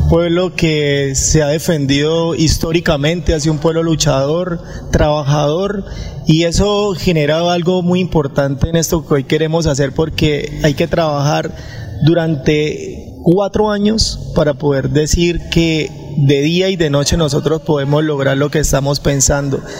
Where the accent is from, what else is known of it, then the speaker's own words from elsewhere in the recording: Barrancabermeja, Santander, Colombia; oriundo de esa tierra hermosa barranqueña, pero Santa, me siento completamente santandereano.